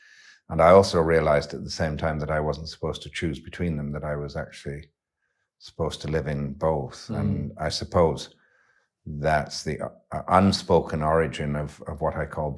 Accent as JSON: {"language": "English", "region": "Yorkshire and the Humber", "country": "United Kingdom", "tie": "born or raised there", "also_born_or_lived": "west of Ireland, Ireland", "said": "you're shaped into a very different speaking representation of humanity growing up in Yorkshire than you are in many other places in the world. And you're shaped in the west of Ireland in a very different way too."}